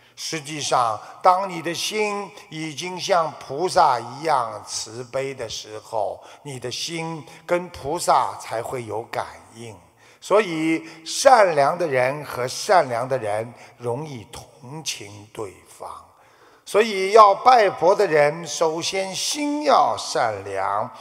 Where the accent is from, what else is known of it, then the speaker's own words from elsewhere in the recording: China; 我们中国人